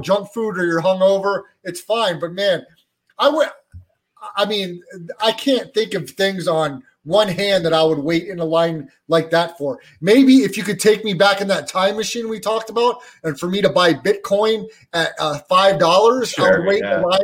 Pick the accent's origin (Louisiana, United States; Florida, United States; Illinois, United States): Florida, United States; Orlando; now in Las Vegas, United States; in Orlando, Florida, my hometown where I was born and raised